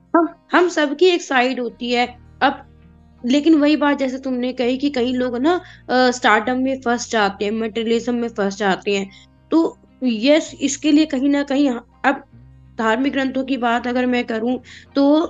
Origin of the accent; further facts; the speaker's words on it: Delhi, India; दिल्ली के जो लोग स्पेशली हैं उनकी कोई भाषा नहीं है हमारी कोई लैंग्वेज नहीं है